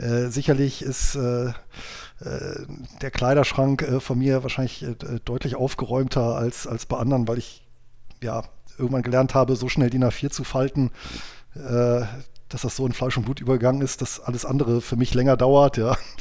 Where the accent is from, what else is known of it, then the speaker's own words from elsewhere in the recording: Bonn, North Rhine-Westphalia, Germany; moved away as an adult; also born or lived in near Göttingen, Lower Saxony; now in Göttingen, Germany; ich bin aber gebürtiger Bonner, also Rheinländer